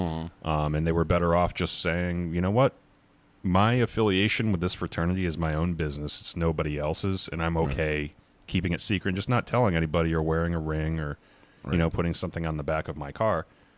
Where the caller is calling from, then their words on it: Connecticut, United States; So I'm speaking from Connecticut.